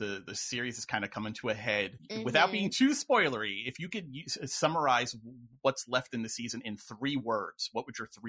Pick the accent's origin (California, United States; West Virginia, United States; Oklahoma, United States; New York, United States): New York, United States; I'm from New York.